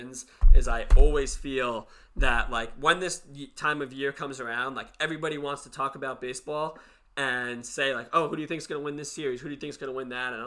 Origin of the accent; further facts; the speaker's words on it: New York, United States; we're both from New York.